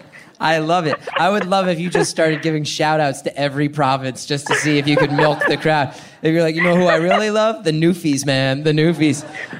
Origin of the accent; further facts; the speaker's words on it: New York, United States; As a New Yorker